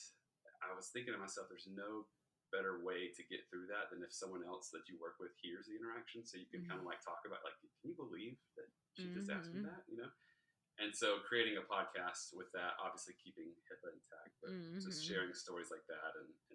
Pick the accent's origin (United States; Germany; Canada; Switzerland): United States; Southeast Georgia; also born or lived in Savannah, Georgia; So I'm originally from Southeast Georgia. That's where it all started.